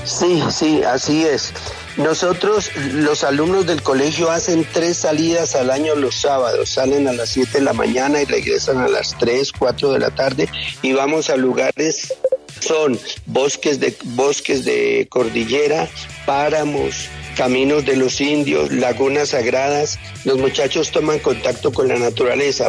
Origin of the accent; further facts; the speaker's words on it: Armenia, Quindío, Colombia; now in Bogotá, Colombia; mi tierra Armenia